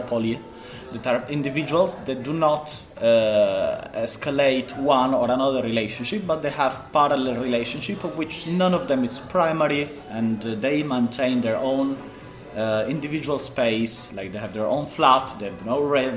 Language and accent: English; Italy; moved away as an adult; now in Poland; I'm 36. I am from Italy, but I live in Poland since 10 years